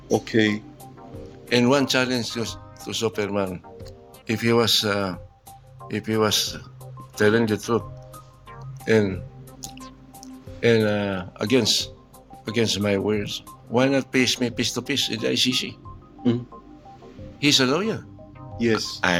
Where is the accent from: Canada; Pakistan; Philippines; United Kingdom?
Philippines; I'm a Filipino